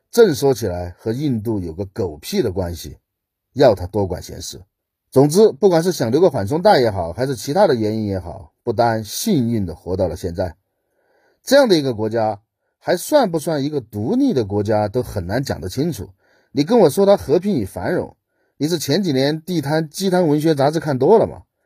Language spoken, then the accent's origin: Chinese; Southwest China, China; 我出生在西南边陲的一座小县城里面